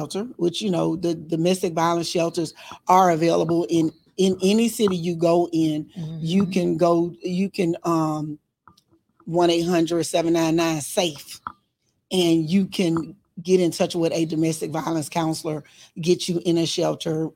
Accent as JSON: {"language": "English", "region": "Arkansas", "country": "United States", "moved": "yes", "said": "I'm from Arkansas"}